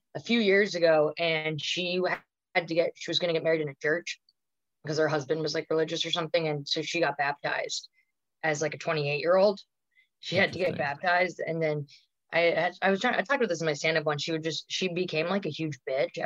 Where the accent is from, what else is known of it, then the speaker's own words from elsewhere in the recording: Long Island, New York, United States; also born or lived in Manhattan, New York; I was born in Manhattan. And then we moved out to Long Island when I was like 5 or something